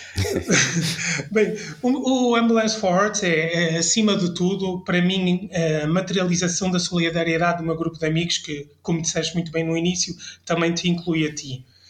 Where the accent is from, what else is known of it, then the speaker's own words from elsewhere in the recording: France; now in Portugal; eu passei a minha infância em França